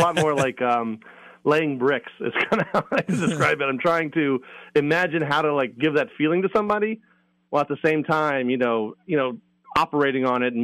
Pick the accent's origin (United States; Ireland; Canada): United States; Maryland; moved away as an adult; also born or lived in Virginia; now in New England, United States; from my home state. Well, from Virginia, but I'm from Maryland. So I was from the Mid-Atlantic.